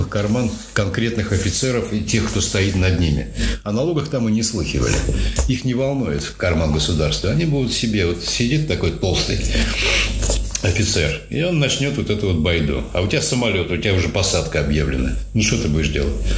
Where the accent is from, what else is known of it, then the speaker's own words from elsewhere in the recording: Russia; я из России, я там был единственный из России